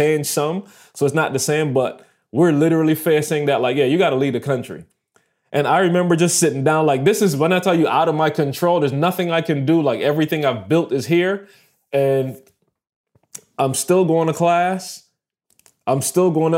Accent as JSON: {"language": "English", "country": "Barbados", "also_born_or_lived": "Michigan", "moved": "as an adult", "said": "I'm a student from Barbados"}